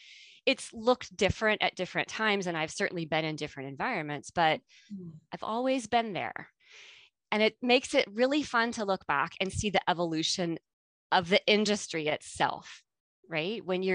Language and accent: English; United States; moved away; So I am born and raised in the United States. A lot of people don't know that about me. I lost my accent when I came. So they don't know that, but that is where I grew up.